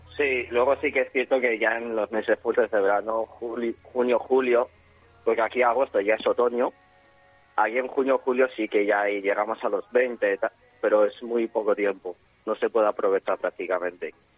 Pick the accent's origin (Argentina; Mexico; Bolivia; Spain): Spain; moved away as an adult; now in Ireland; Yo me fui de España huyendo un poco